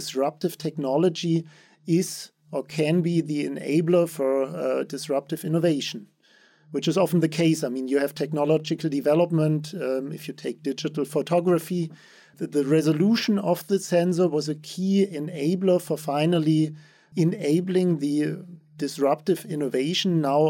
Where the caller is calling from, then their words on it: Stuttgart, Baden-Württemberg, Germany; I'm joining you from Stuttgart in Germany.